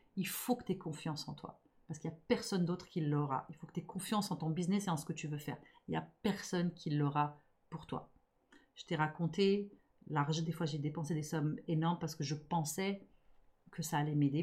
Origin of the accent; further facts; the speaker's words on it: Montreal, Quebec, Canada; je suis montréalaise, donc je suis franglophone